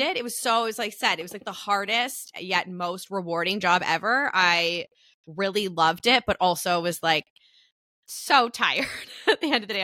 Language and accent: English; Canada; as a Canadian